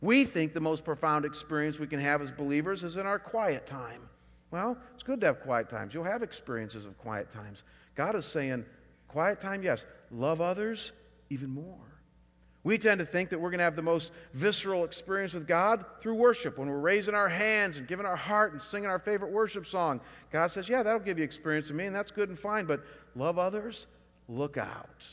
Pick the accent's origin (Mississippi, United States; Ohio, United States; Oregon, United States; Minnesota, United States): Ohio, United States; Chagrin Falls; moved away; Chagrin Falls, my hometown